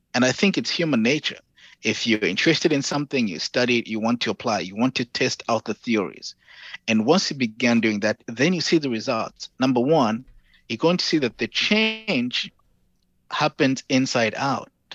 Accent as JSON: {"language": "English", "country": "Zambia", "tie": "born or raised there", "also_born_or_lived": "Hawaii, United States / Kent, Ohio, United States", "moved": "as an adult", "lives_now": "Dallas, United States", "said": "I'm from Zambia"}